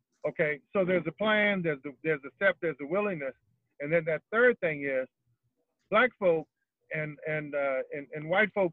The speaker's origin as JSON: {"language": "English", "town": "New Orleans", "region": "Louisiana", "country": "United States", "said": "I'm from the Lower Ninth, CTC, cross that canal"}